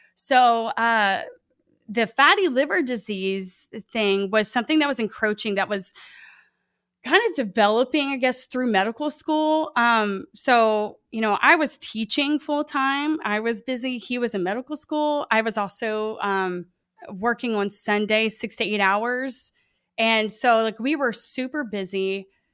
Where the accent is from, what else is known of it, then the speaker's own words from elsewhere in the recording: Lake Charles, Louisiana, United States; I grew up in, I'm here in Lake Charles, Louisiana. Um, born and raised